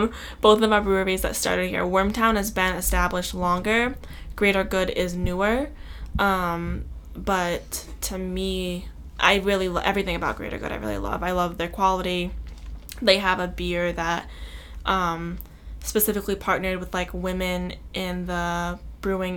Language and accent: English; Massachusetts, United States; we're from Mass.